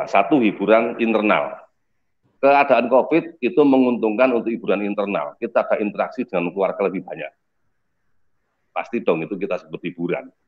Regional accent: Temanggung, Central Java, Indonesia; born there; karena saya kebetulan eh, lahir di Temanggung, ada tiga N.

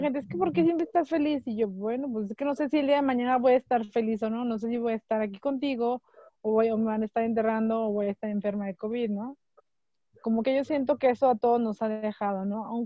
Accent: Mexico; somos muy, el mexicano es muy unido

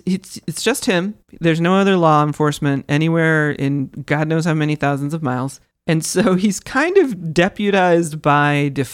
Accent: Kansas, United States; moved away; I grew up in Kansas.

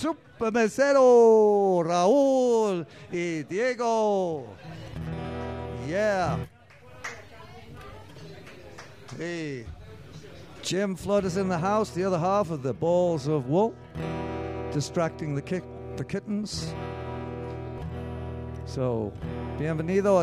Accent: Liverpool, North West England, United Kingdom; moved away; my hometown, Liverpool

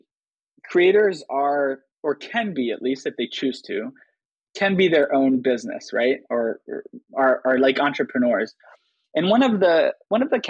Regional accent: Switzerland; moved away as an adult; also born or lived in United States; I grew up in Switzerland, right? So, just picture like an 11-year-old Swiss American kid

